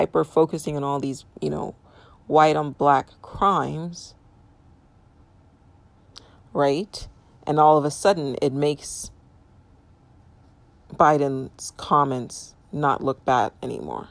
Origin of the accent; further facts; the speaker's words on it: United States; I'm a U.S. citizen. I am a Nigerian American